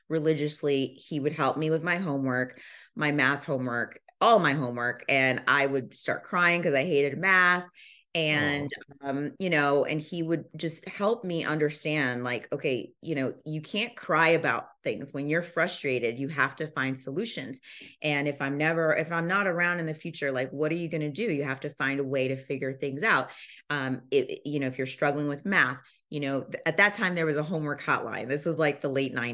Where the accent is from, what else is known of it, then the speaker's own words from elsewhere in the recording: Zambia; born there; They relocated to Zambia before I was born. I was born in Zambia.